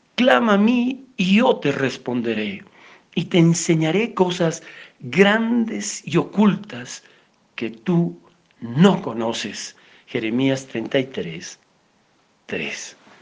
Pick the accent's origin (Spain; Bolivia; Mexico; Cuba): Bolivia; Nosotros como bolivianos